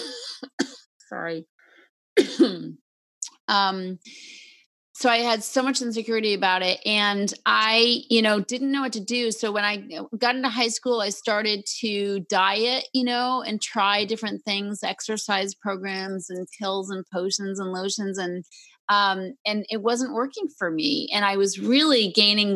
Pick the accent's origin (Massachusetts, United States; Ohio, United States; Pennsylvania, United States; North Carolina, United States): Massachusetts, United States; Concord; moved away; Raised in Concord, Mass., the beautiful historic town